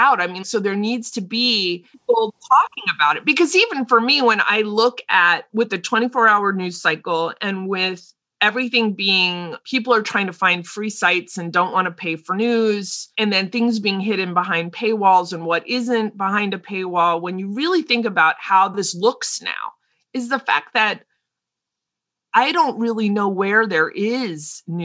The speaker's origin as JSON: {"language": "English", "country": "United States", "said": "I'm an American, we're Americans"}